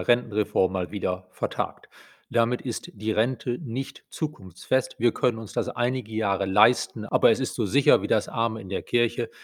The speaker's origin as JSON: {"language": "German", "country": "Germany", "said": "bei uns in Deutschland"}